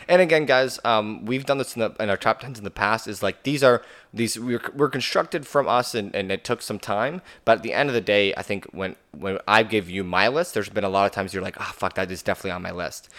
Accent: Canada; as a Canadian

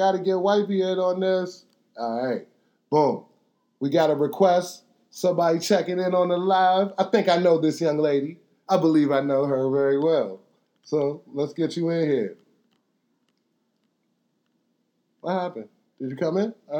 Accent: Washington, District of Columbia, United States; we come from Northwest DC

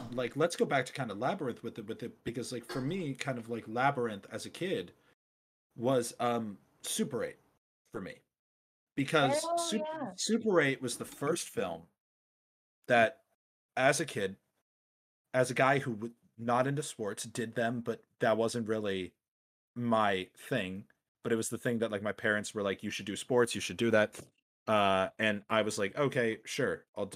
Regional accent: Arizona, United States; growing up in Arizona

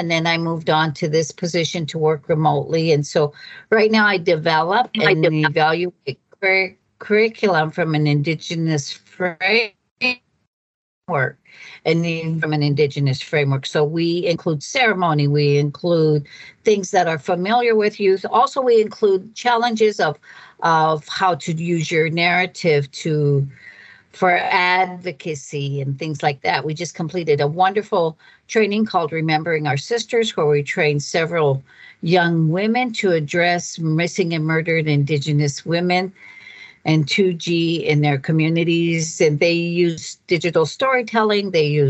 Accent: Browning, Montana, United States; Browning, Montana. Yeah. Until I got much older and had raised five children on the reservation

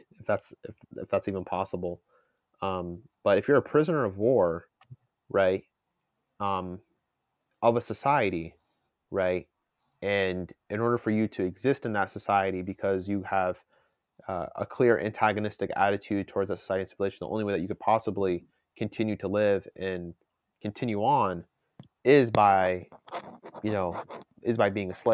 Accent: United States; I'm an American

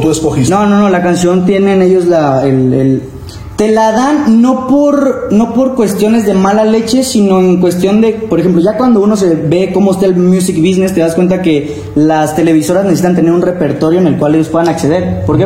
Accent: Chiapas, Mexico; moved away as an adult; now in Puebla, Mexico; de Chiapas, este, allá tenía mi grupo de norteño

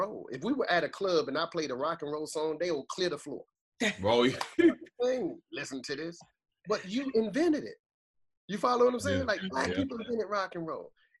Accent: Boston, Massachusetts, United States; I grew up, I'm from Boston, Massachusetts, right? So I'm from a place called Orchard Park

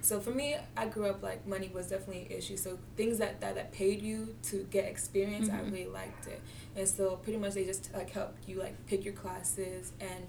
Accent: Nigeria; So I'm Nigerian, so of course as a Nigerian, your parents always say, like, be a doctor or do something.

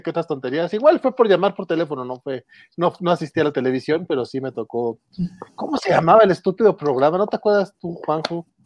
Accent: Mexico; ya sabes cómo somos mexicanos

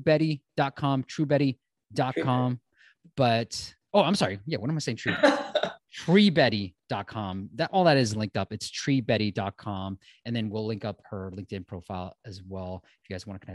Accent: the Bay Area, California, United States; I grew up in the Bay Area

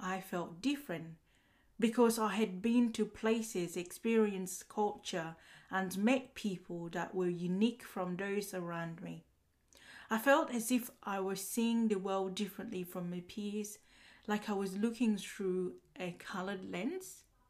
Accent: Uganda; now in Australia; More about me, I was born in Uganda, and before moving to Australia, my family would have relocated to many different cities and villages in Uganda.

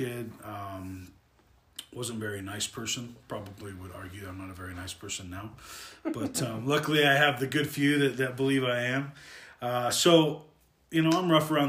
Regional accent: Las Vegas, Nevada, United States; I was born and raised in Vegas. I have a love for the state of Nevada

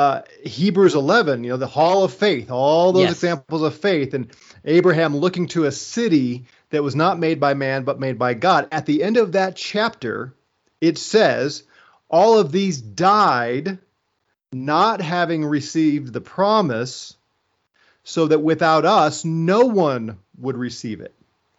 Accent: Missouri, United States; And I'm from Missouri, like you, right? Show me. It's a show me state.

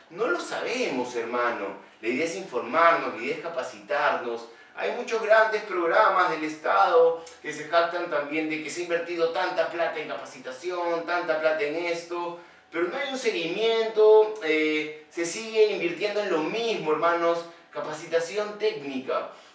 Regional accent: Peru; como somos los peruanos recontrapositivos

